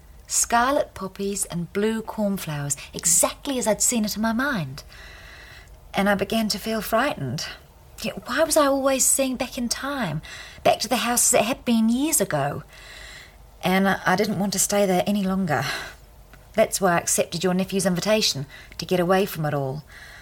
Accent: New Zealand; also born or lived in India; No, I was born in India. My father was a British Army officer. My mother died a year or two after giving birth to me, and he sent me to be brought up by her people in New Zealand.

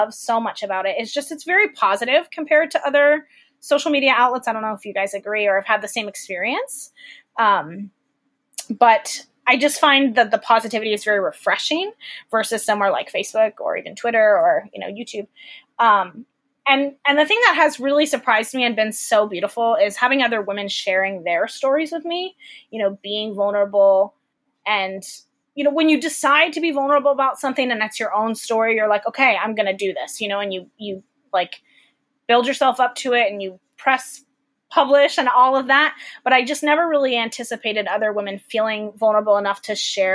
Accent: Fort Myers, Florida, United States; moved away as an adult; also born or lived in Tallahassee, Florida / Nashville, Tennessee; I grew up in Florida, Fort Myers, so like Southwest Florida

